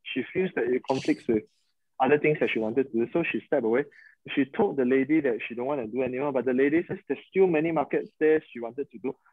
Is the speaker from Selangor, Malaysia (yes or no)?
no; Sabah, Malaysia; we are from Sabah